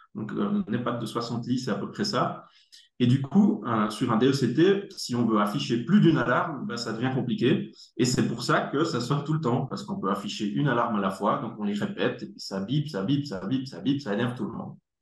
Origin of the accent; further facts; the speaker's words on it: Neuchâtel, Switzerland; accent: neuchâtelois; moved away; also born or lived in Germany; je suis né en Allemagne, j'habite en Suisse depuis très très longtemps. Et c'est pour ça que j'ai un bel accent neuchâtelois